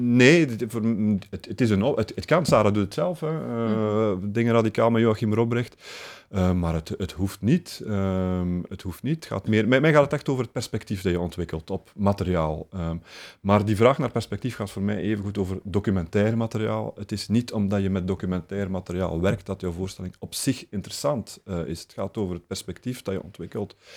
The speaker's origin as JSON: {"language": "Dutch", "area": "Flemings", "region": "Flanders", "country": "Belgium", "said": "we hebben gewoon ook het voordeel als Vlamingen"}